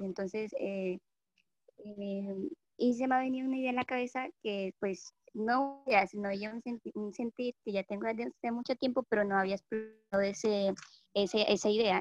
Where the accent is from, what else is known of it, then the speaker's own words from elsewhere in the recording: Colombia; yo soy de Colombia